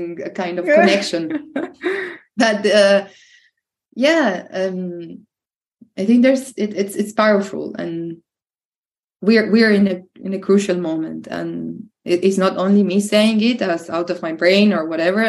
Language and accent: English; Venado Tuerto, Santa Fe, Argentina; moved away as an adult; also born or lived in Europe; Venado, Tuerto is my hometown. It's a small, big town, small city in the south of Santa Fe